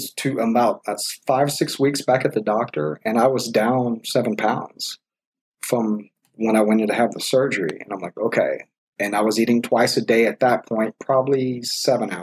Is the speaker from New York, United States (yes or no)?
no; Texas, United States; We're from Texas